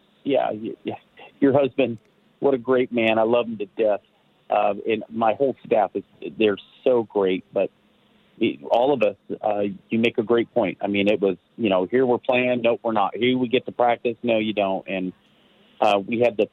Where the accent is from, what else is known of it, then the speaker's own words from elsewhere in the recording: Marysville, California, United States; moved away as an adult; now in Nevada County, United States; I came from Marysville